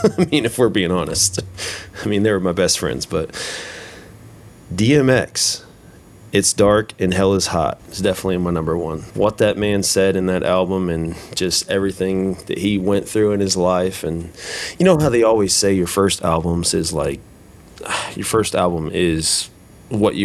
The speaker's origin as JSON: {"language": "English", "town": "Huber Heights", "region": "Ohio", "country": "United States", "tie": "born or raised there", "said": "growing up in Heber Heights, going to school at Wayne"}